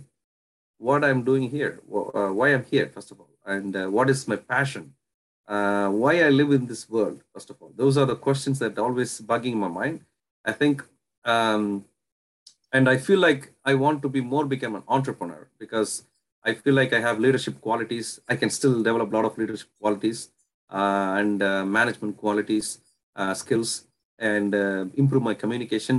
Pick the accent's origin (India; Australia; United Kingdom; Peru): India; Puducherry; moved away as an adult; now in Canada; I was originally born and brought up in India. And then I came to Canada in 2010.